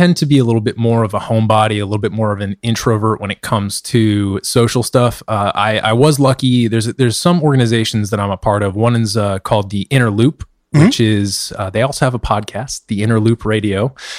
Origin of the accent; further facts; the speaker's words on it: Western Massachusetts, United States; moved away as an adult; also born or lived in Gettysburg, Pennsylvania; now in Washington, D.C., United States; Not from D.C. originally. I grew up in Western Mass. I've been kind of gradually making my way south as I've gone to college.